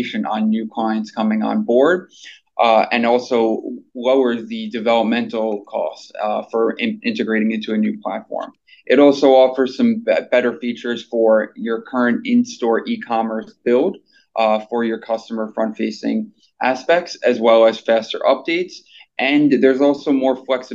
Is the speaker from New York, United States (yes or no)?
yes; New York City, New York, United States; I'm from New York City.